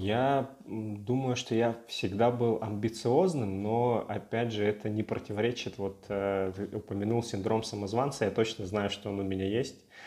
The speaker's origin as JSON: {"language": "Russian", "region": "Russian Far East", "country": "Russia", "moved": "yes", "said": "Я с Дальнего Востока"}